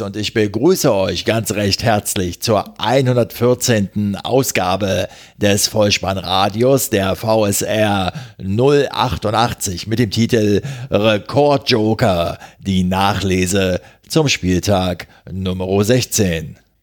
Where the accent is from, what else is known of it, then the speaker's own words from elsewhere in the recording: Berlin, Germany; als Berliner